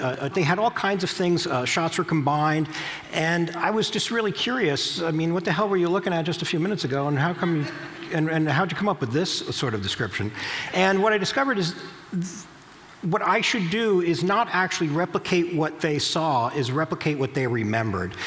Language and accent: English; New Jersey, United States; I'm from New Jersey